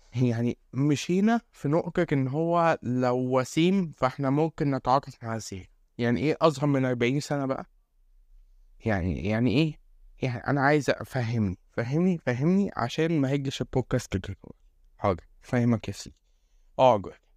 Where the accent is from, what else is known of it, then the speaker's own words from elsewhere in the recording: Egypt; عندنا في مصر